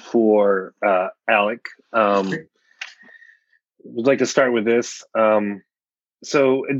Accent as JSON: {"language": "English", "country": "United States", "said": "as an American"}